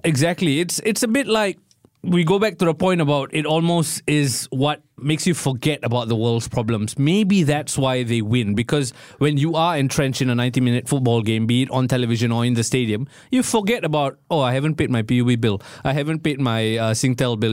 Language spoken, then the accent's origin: English; Singapore; as a Singaporean